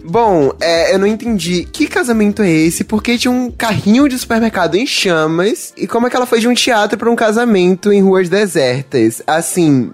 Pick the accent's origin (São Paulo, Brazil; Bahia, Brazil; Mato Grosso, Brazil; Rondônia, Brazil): Bahia, Brazil; eu sou aqui da Bahia